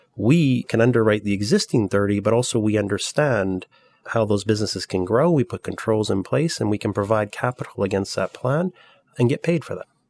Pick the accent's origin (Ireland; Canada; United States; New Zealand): Canada; moved away as an adult; also born or lived in Europe; I'm Canadian, but I've spent my entire career in Europe